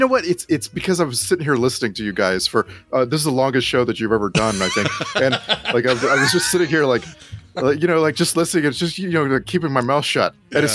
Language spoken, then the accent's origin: English; Texas, United States; I grew up in Texas, man. I'm a Cowboys fan.